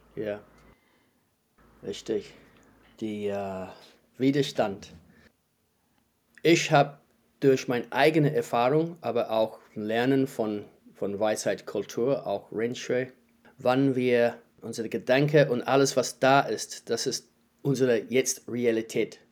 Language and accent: German; New Zealand; German is a second language; moved away as an adult; also born or lived in Heidelberg, Germany / Wellington, New Zealand; now in Germany; Ich lebe seit 15 Jahren in Deutschland. Ich komme aus Neuseeland